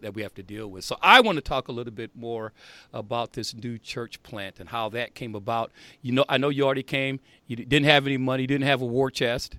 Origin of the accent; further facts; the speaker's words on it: Indiana, United States; growing up in Indiana